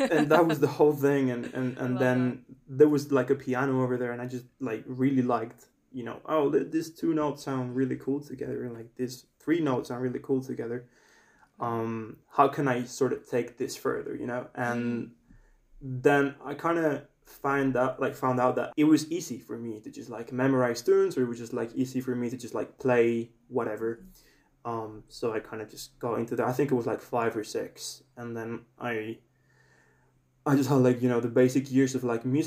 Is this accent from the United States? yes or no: no; Spain; I have two surnames because I'm from Spain, and we have two surnames here in Spain